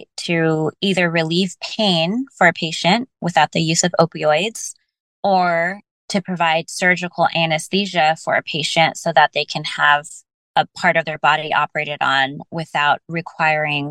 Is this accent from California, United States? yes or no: yes; Bay Area, California, United States; growing up in the Bay Area and continuing to do a lot of my education in the Bay Area